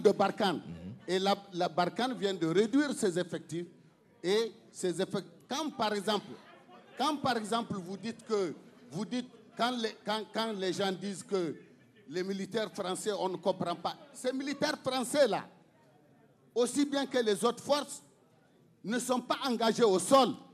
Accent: Niger; il est question de notre pays. Il est question du Niger

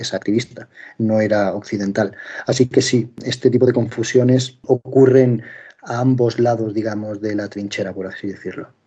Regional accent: Linares, Andalusia, Spain; moved away as an adult; also born or lived in Madrid / London / Asia; soy periodista español, nacido en, Linares, provincia de Jaén, al sur en este caso de, de España.

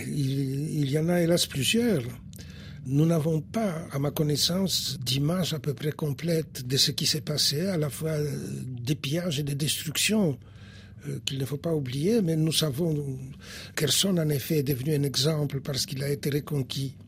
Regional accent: Poland; first language Polish; French is a second language; now in France

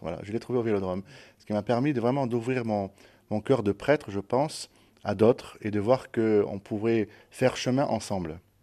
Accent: Marseille, Provence-Alpes-Côte d'Azur, France; Je suis Marseillais depuis 41 ans.

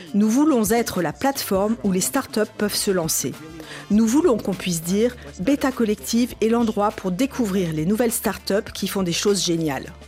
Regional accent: Nigeria; now in Houston, United States; Je suis retournée dans mon pays d'origine, le Nigeria

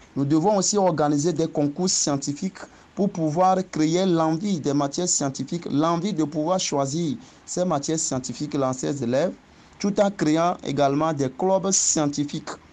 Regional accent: Agopala, Maritime, Togo; also born or lived in Lomé; Je suis togolais et je viens du village d'Agopala, dans la préfecture du Zio, plus précisément commune Zio 3. J'ai commencé le cours primaire à Agopala

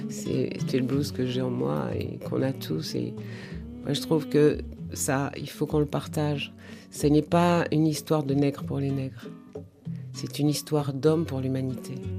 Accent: Martinique; je suis de la Martinique

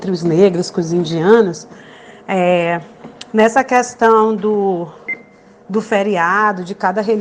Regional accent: Amazonas, Brazil; moved away as an adult; now in Guyana

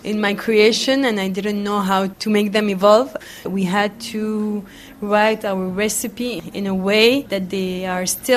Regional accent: Aleppo, Aleppo Governorate, Syria; now in Paris, France; I grew up in Aleppo in a house where we had cedra

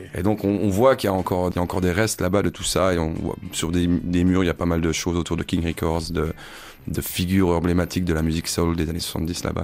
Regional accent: Besançon, Bourgogne-Franche-Comté, France; je suis originaire de Besançon

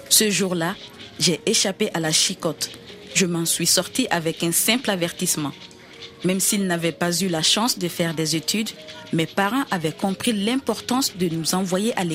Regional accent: Burkina Faso; mes parents m'envoyèrent au Burkina Faso, mon pays d'origine, afin de poursuivre mes études jusqu'à l'université.

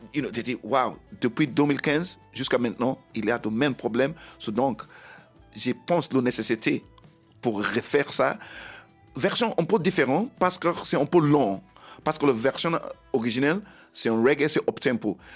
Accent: Sierra Leone; French is a second language; moved away; also born or lived in Bo, Sierra Leone / London, United Kingdom / England; Je suis né en Sierra Leone.

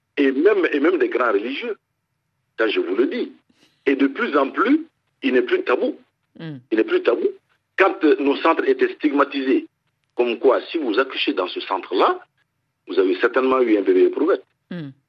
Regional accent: Mali; chez nous au Mali

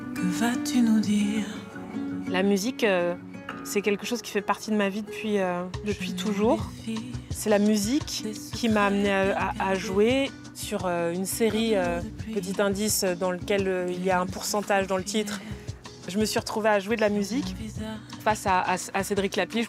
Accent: Martinique; je suis martiniquaise

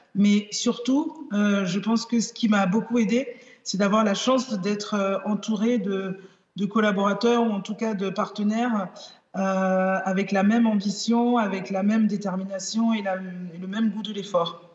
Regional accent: Benin; now in Nîmes, France; mon pays d'origine, le Bénin

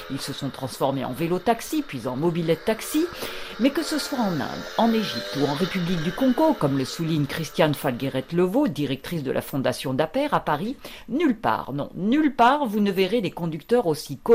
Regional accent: Durban, KwaZulu-Natal, South Africa; Aujourd'hui, ces rickshaws sont des transports plutôt pour les touristes, y compris à Durban, dans ma ville natale.

